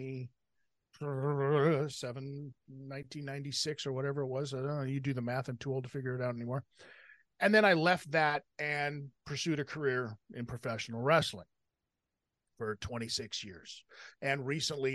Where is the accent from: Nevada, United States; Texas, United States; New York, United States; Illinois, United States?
Nevada, United States; Las Vegas; I growing up in Las Vegas